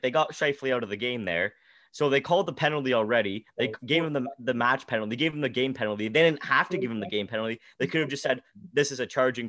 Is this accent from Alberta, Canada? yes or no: no; Ottawa, Ontario, Canada; Well, I'm from Ottawa, right?